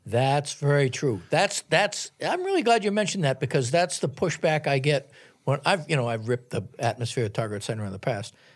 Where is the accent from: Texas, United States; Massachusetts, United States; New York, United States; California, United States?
Massachusetts, United States; Boston; moved away; I grew up in Boston